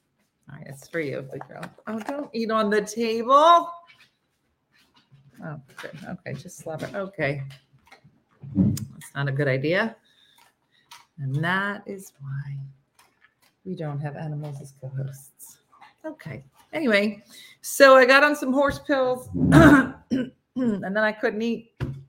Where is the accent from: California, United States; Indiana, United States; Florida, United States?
Florida, United States; Today I'm watching from Mississippi, but I'm from Florida.